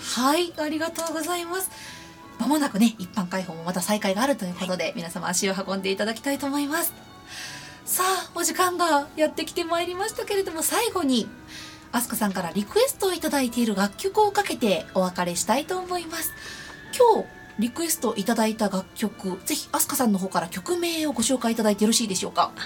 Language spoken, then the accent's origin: Japanese; Nara, Japan; 私も奈良県出身なので